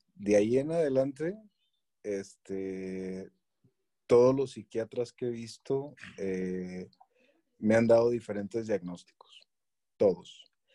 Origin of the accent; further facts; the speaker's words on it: Chihuahua, Mexico; moved away as an adult; now in Querétaro, Mexico; soy originario de Chihuahua